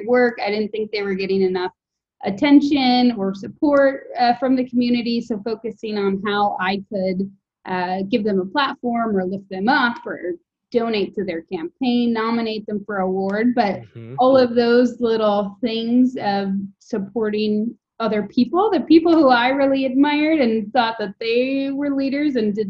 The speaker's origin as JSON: {"language": "English", "region": "Wisconsin", "country": "United States", "tie": "born or raised there", "also_born_or_lived": "Oakland", "moved": "as an adult", "said": "the city of 80,000 people that I grew up in Wisconsin"}